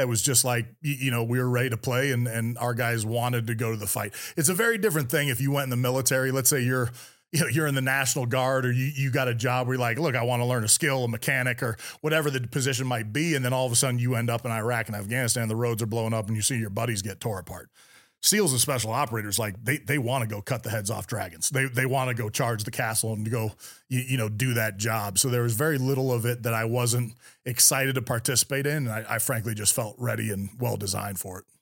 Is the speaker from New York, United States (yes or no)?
no; Bay Area, California, United States; I grew up in the Bay Area, California, right in the heart of Silicon Valley